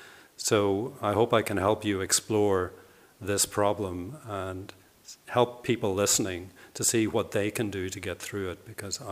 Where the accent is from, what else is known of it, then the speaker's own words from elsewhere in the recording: Ireland; moved away as an adult; also born or lived in Belfast / London / Berlin; I was born in Ireland, I grew up on a small farm, and I went to college, I studied IT in Belfast.